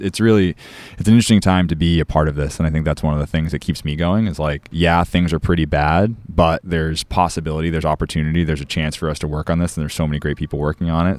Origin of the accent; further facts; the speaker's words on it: Cape Cod, Massachusetts, United States; growing up on Cape Cod with se-, osprey nests in the salt marshes